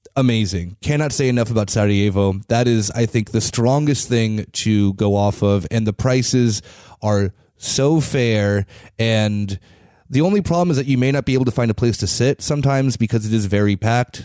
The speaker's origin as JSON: {"language": "English", "country": "United States", "moved": "yes", "lives_now": "Berlin, Germany", "said": "As an American"}